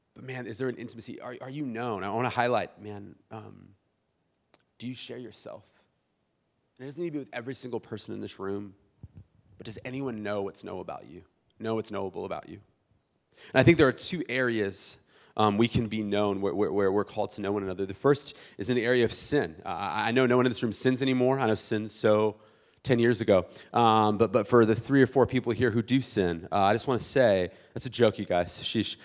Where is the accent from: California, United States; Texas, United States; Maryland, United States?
California, United States; South Bay, San Diego; I'm from South Bay originally